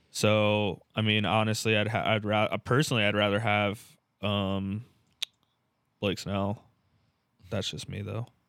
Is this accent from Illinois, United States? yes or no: no; San Diego, California, United States; California, San Diego